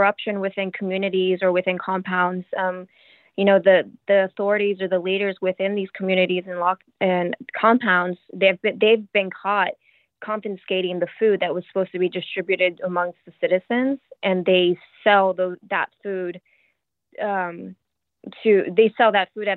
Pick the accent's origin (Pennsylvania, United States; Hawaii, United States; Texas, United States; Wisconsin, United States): Texas, United States; moved away as an adult; now in Shanghai, China; I'm from the U.S., I'm from Texas